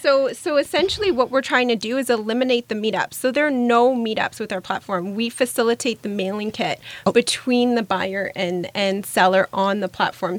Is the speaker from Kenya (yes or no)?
no; Germany; English is a second language; now in Canada; And I moved here from Germany. And in Germany, there's a lot of platforms where you can sell out of your closet across country.